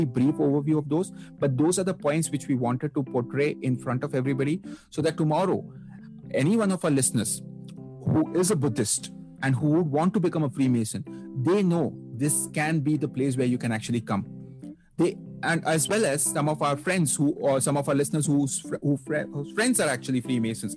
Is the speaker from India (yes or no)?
yes; India; I'm a brother from India